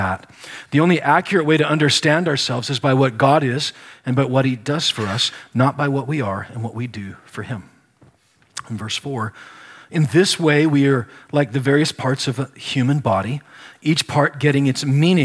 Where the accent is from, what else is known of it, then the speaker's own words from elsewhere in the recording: Nebraska, United States; I grew up in Nebraska